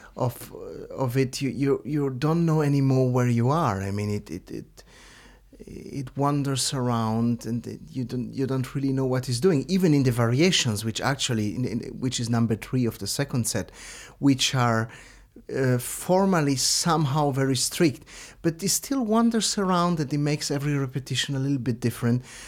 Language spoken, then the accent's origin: English; Lugano, Ticino, Switzerland; my hometown in Lugano